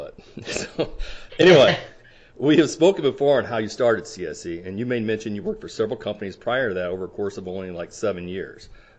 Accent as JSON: {"language": "English", "area": "small town near Tremont", "region": "Illinois", "country": "United States", "tie": "born or raised there", "said": "I came from a small town too, and I remember playing Tremont in sports as I grew up. A town very much small, just as small as Tremont. And I grew up on the farm as well."}